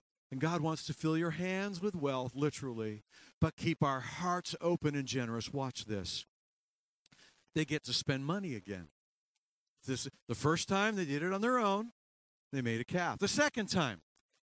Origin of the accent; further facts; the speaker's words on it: Canada; moved away as an adult; also born or lived in upstate New York; I'm Canadian